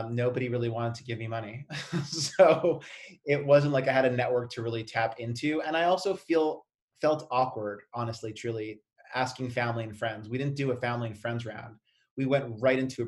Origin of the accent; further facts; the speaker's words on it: Canada; I'm Canadian.